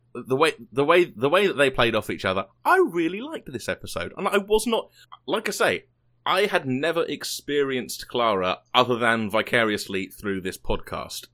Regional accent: United Kingdom; moved away; I am British

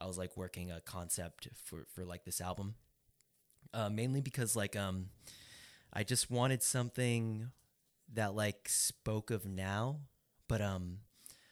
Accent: Stockton, California, United States; we've all, like, been born and raised in Stockton, or we've lived in Stockton our whole lives

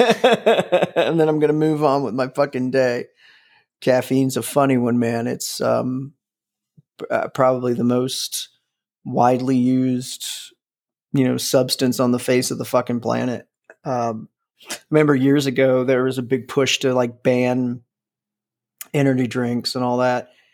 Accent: Midwest, United States; I'm from the Midwest.

